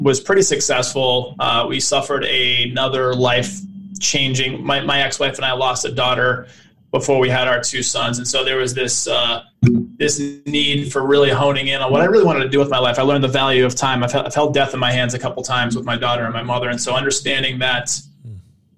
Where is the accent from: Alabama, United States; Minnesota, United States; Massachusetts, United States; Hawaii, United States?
Massachusetts, United States; Boston; moved away as an adult; I grew up poor in Boston